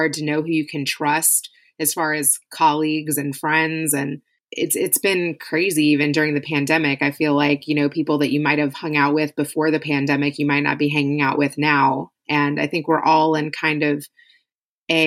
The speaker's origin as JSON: {"language": "English", "town": "Louisville", "region": "Kentucky", "country": "United States", "tie": "born or raised there", "said": "I grew up in Louisville, Kentucky. I lived there most of my life, born and raised there"}